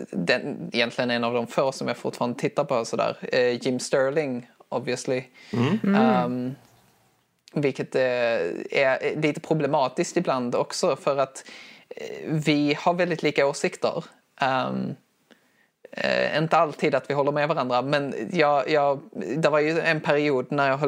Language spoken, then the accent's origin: Swedish; Skåne, Sweden; accent: Scanian; Förlåt, det är min, det är min, det är min skånska